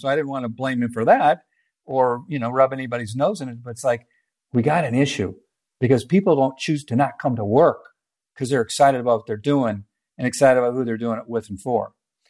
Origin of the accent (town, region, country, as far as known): Nebraska, United States; now in Omaha, United States